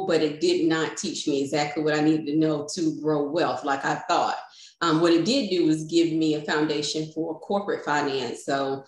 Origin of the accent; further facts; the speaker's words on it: Raleigh, North Carolina, United States; I'm born and raised in Raleigh, North Carolina, and I still reside in North Carolina here